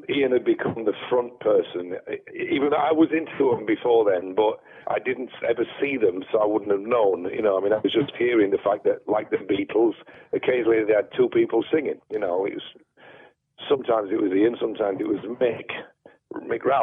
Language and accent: English; Sheffield, Yorkshire and the Humber, United Kingdom; growing up in Sheffield in the 70s, we had the BBC